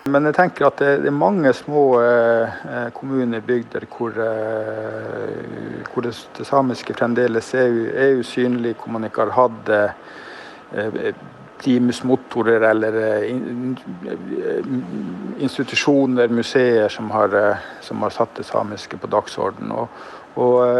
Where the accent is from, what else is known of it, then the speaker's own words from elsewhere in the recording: Kåfjord, Troms, Norway; vi som vokste opp på 70- og som var barn på 70- og 80-tallet. Eh, og da var det sånn i Kåfjord